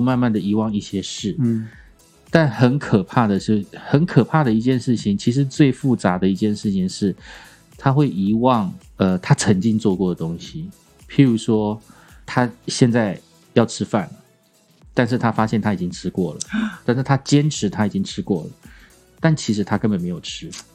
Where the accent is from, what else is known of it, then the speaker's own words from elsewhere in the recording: Kaohsiung, Taiwan; moved away; 我隔了四十年吧，哎，三十几年，再次回到高雄，我记得我小时候，在我家